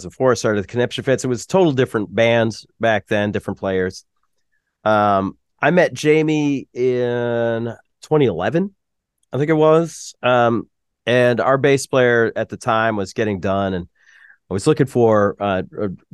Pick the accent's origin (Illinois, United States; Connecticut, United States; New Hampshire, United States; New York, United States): New Hampshire, United States; we're from New Hampshire